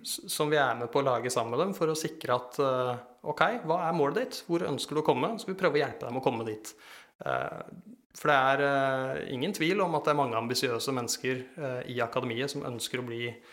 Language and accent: Norwegian; Eastern Norway, Norway; jeg kommer fra Østlandet